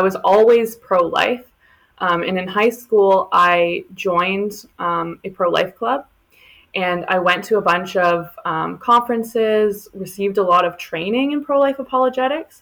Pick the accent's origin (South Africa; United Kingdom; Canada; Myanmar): Canada; Oakville, Ontario; I am from Oakville, Ontario